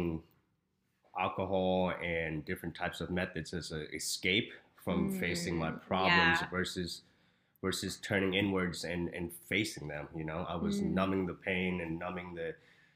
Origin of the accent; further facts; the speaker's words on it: Houston, Texas, United States; moved away as an adult; now in Arizona, United States; I am from Houston, Texas. I just moved here to Arizona last April.